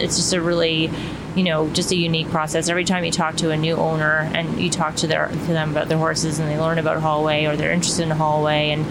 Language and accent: English; Ottawa, Ontario, Canada; moved away as an adult; now in Florida, United States; I'm originally from Ottawa, Canada. I moved down to Florida